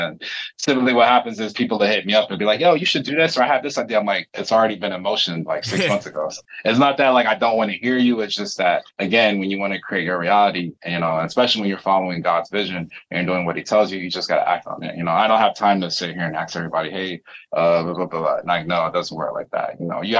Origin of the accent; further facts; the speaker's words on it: North Carolina, United States; I'm from North Carolina too, and I live in Florida and back and forth from California.